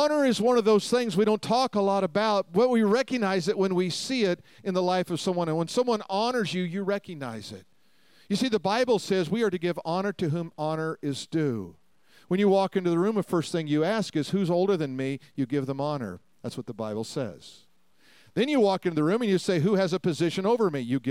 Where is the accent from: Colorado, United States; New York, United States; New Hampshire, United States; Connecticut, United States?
Colorado, United States; Denver; I grew up in Denver